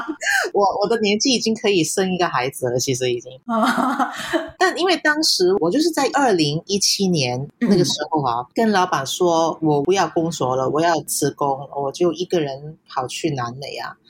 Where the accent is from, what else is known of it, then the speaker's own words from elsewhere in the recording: Hong Kong; accent: Hong Kong; Chinese is a second language; 我是来自香港的。